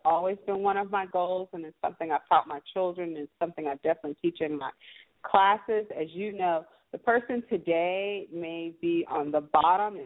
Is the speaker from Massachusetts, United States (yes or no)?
no; California, United States; now in Atlanta, United States; I grew up in California